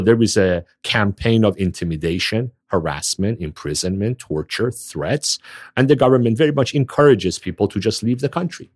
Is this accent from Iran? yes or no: yes; Iran; moved away; I was born and raised in a Shiite Muslim home in Iran. I am from Iran, born and raised in Iran.